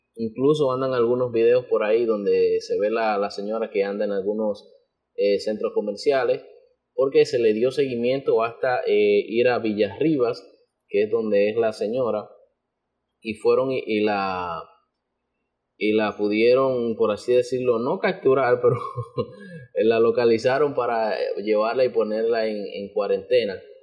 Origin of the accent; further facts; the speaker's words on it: Dominican Republic; como dominicanos